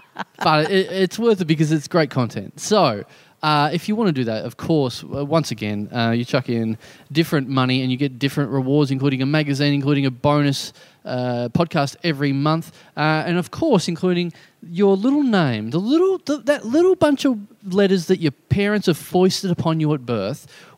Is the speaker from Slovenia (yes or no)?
yes; Maribor, Drava, Slovenia; I'm from Maribor. I was 8 and drunk.